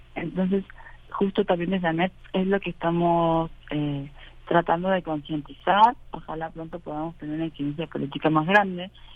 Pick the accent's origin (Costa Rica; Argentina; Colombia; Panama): Argentina; now in Mexico; argentinas, que es donde vengo